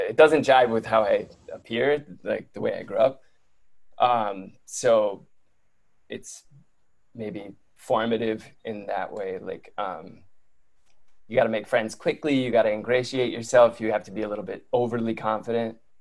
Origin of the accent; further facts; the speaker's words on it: Detroit, Michigan, United States; moved away; I grew up in Detroit in like on the border. We're on the border with Windsor, Canada